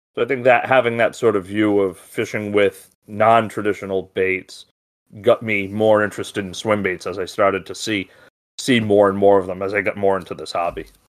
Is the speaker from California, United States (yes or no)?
no; Rhode Island, United States